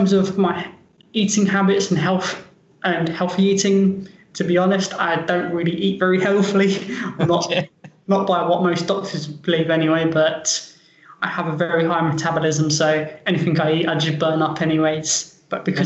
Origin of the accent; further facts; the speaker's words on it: London, United Kingdom; moved away; I'm from London, England. I was born and raised in London